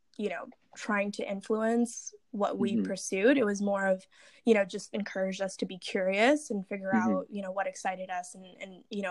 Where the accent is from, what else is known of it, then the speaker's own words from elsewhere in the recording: Bay Area, California, United States; also born or lived in India / Kenya / New Jersey; I had the opportunity to grow up in the Bay Area